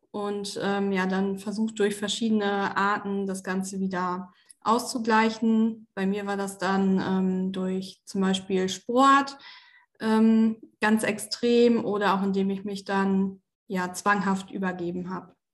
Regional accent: Osnabrück, Lower Saxony, Germany; bin äh, jetzt 26 Jahre alt, komme aus Osnabrück ursprünglich

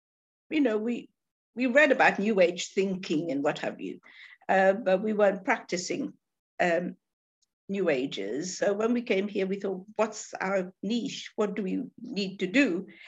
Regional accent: London, United Kingdom; now in Newport, United Kingdom; We come from London, and so when we saw this little piece in a magazine, a lineage, it said lighthouse in Newport, and we didn't even know where Newport was.

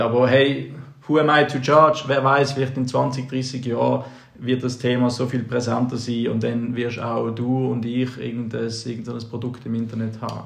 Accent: Basel, Basel-Stadt, Switzerland; bei uns in Basel, während dem Gimmi

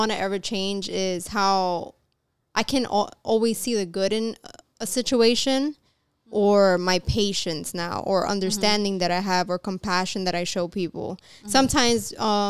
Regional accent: New York, United States; we're from New York. So we have like more of a harder shell sometimes

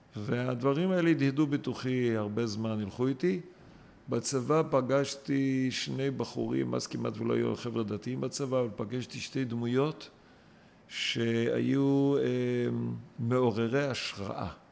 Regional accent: Eilat, Southern District, Israel; moved away as an adult; גדלתי על הים באילת

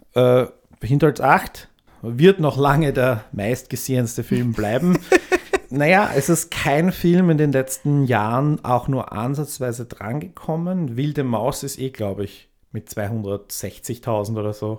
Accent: Austria; bei mir in meiner Heimatgemeinde, die ja nicht so weit weg ist von, von Wien

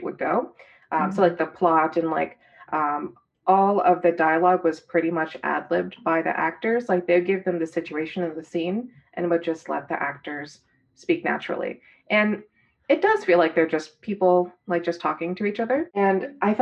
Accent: Virginia, United States; I'm from Virginia, and it's only about an hour away from my childhood home.

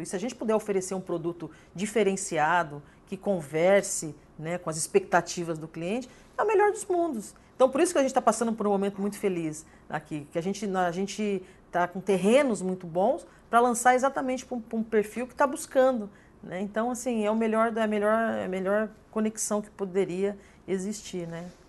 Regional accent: São Paulo, Brazil; moved away as an adult; now in Porto Alegre, Brazil; eu vim de São Paulo, sou paulista, vim para cá

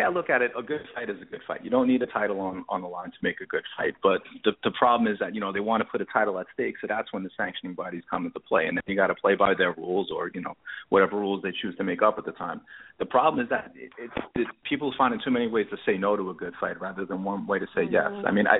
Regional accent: New York, United States; Originally New York.

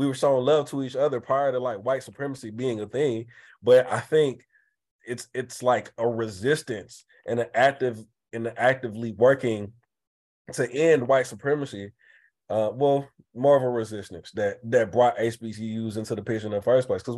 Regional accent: Atlanta, Georgia, United States; I grew up in Atlanta

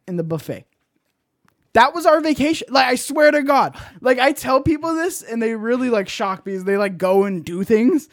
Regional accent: Bay Area, California, United States; born or raised there

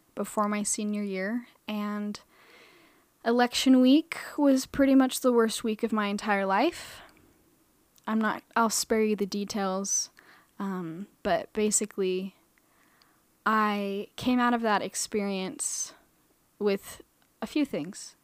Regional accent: Boise, Idaho, United States; moved away as an adult; also born or lived in Arizona; now in Utah, United States; I was born in Arizona. I was raised in Boise, Idaho.

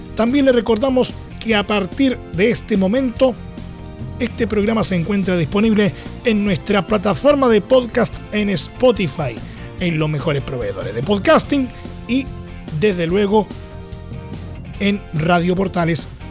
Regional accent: Chile

